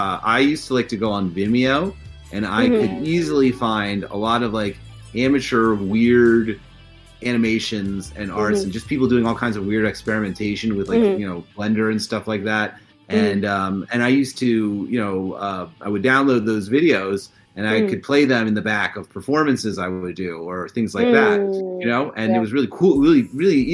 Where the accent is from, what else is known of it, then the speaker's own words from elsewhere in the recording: New Jersey, United States; My family is all from North Jersey, and I grew up in South Jersey